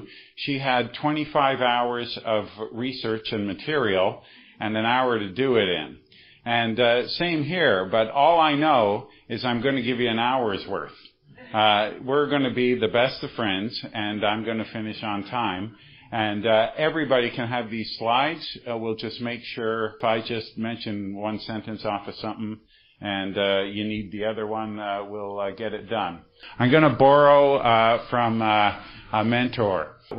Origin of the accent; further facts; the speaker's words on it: Montreal, Quebec, Canada; And I'm from Montreal, right?